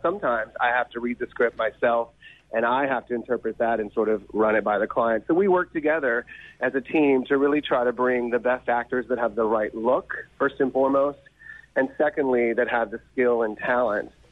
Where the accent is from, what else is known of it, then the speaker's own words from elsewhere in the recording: Mississippi, United States; I'm originally from Mississippi